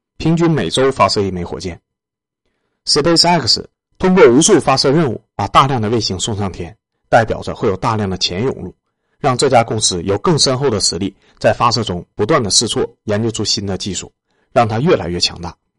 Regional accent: China; 为我们中国人打出自己一片田地来

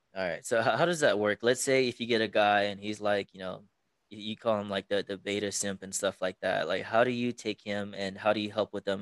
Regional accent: Texas, United States; moved away as an adult; now in Las Vegas, United States; my original hometown is Texas

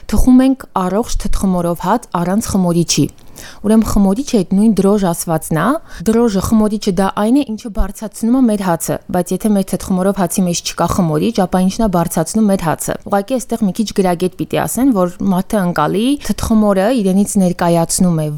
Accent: Yerevan, Armenia; ու ծնողներս հենց Երևանում ենք ծնվել։

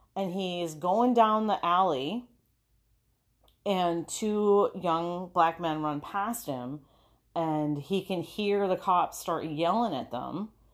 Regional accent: Minneapolis, Minnesota, United States; we're from Minneapolis

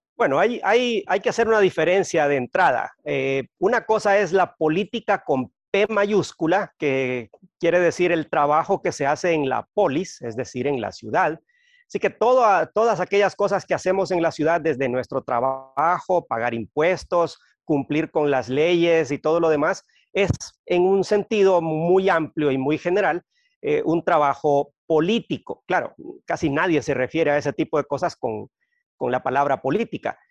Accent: Honduras; also born or lived in Guatemala City, Guatemala; soy hondureño, eh, viví muchos años en Guatemala

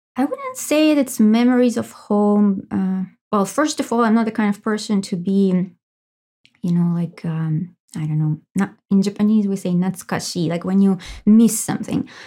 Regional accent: Russia; moved away as an adult; I was born in Russia and I lived for like twenty-five years. I guess the first twenty-five years of my life I, uh, lived in Russia.

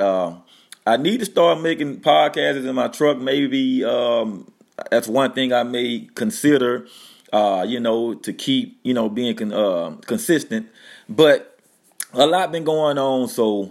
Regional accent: Louisiana, United States; moved away as an adult; also born or lived in North Dakota; We moved down to my hometown. You know, we come from North Dakota to Louisiana

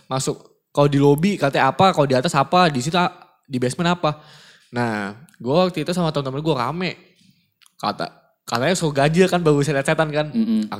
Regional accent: Jakarta, Indonesia; Kan kita gede di Jakarta nih ya.

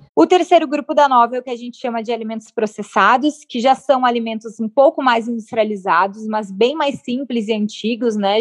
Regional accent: Porto Alegre, Rio Grande do Sul, Brazil; Porto Alegre, que é a cidade onde eu nasci

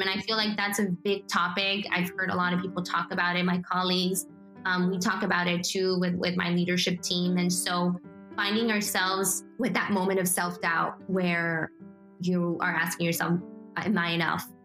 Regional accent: McAllen, Texas, United States; also born or lived in Guadalajara, Mexico / Pharr, Texas / Edinburg, Texas / Mission, Texas; So I was born in Guadalajara, Mexico. And I was raised here in the Rio Grande Valley in McAllen, Texas

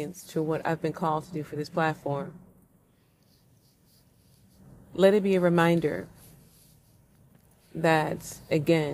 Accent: St. Louis, Missouri, United States; my hometown of St. Louis, Missouri

